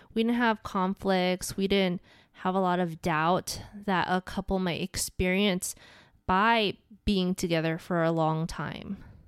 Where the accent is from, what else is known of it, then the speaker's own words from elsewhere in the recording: Hawaii, United States; where I grew up in Hawaii